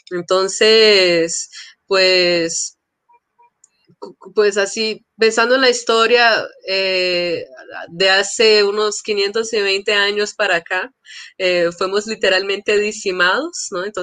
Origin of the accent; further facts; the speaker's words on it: São Paulo, Brazil; born there; yo nací en São Paulo, eh, en un momento que era así del encuentro eh, de grandes asambleas de líderes indígenas